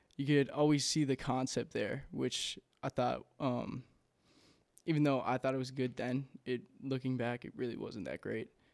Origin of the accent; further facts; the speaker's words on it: Inver Grove Heights, Minnesota, United States; also born or lived in Saint Paul, Minnesota; from Invergrove Heights, uh, Minnesota. Uh, grew up there my entire childhood